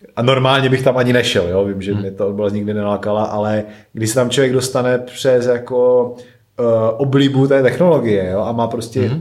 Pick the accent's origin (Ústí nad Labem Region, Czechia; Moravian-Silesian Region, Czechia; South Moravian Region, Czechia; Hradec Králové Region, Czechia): Moravian-Silesian Region, Czechia; Klimkovice; also born or lived in České Budějovice; z Ostravy, respektive z Klimkovic, odkud pocházím